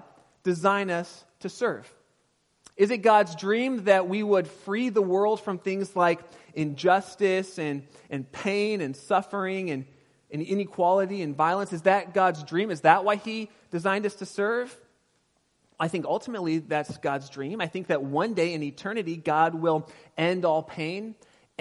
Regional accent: Pasadena, California, United States; now in Sonoma County, United States; I was raised in Pasadena area

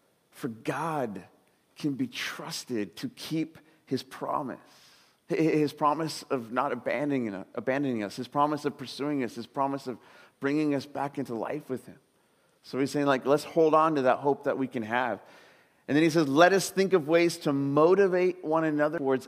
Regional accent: Southern California, United States; moved away as an adult; now in Sebastopol, United States; I was growing up in Southern California, spent my whole life there, and I took a job right up here in Sebastopol

